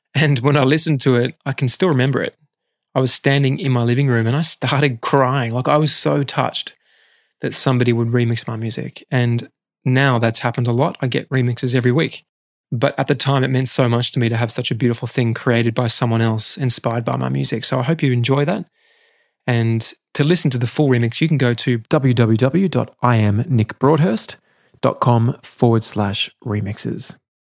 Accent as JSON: {"language": "English", "country": "Australia", "said": "most Australian teenagers"}